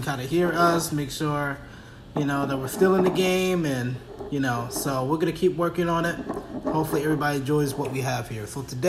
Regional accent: East Coast, United States; So I'm from the East Coast. I know how things get down over there.

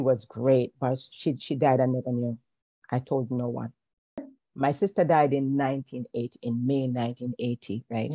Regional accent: Kingston, Jamaica; born or raised there

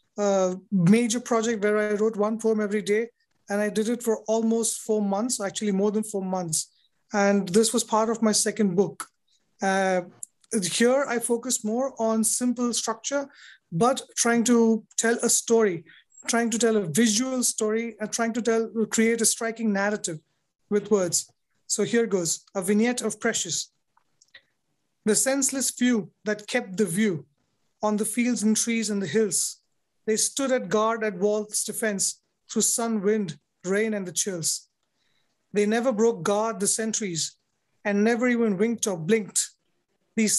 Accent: India; I'm a poet from India

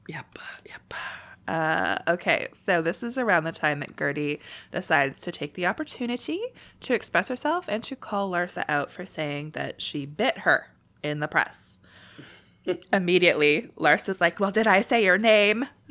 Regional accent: Canada; being Canadian's the best

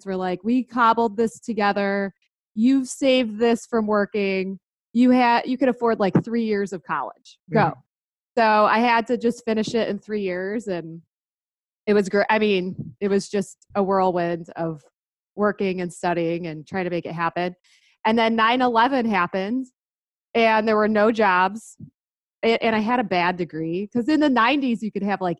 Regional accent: Detroit, Michigan, United States; now in Omaha, United States; I'm from the Detroit area, and now I live in Omaha, Nebraska, which is super random. But so grew up in Detroit area, pretty normal childhood

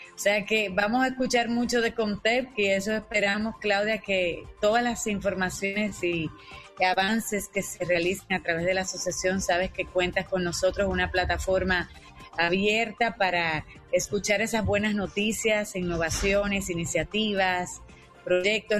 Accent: Dominican Republic; yo como como dominicana

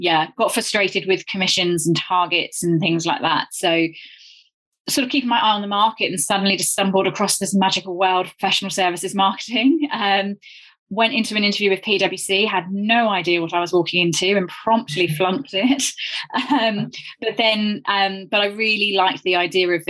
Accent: Devon, South West England, United Kingdom; moved away as an adult; also born or lived in London; I grew up in Devon and then moved up to London to go to uni to study chemistry

